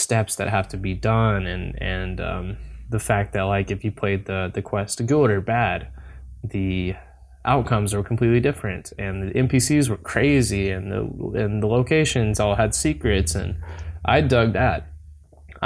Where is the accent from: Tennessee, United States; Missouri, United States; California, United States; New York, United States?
Tennessee, United States; I'm from Tennessee personally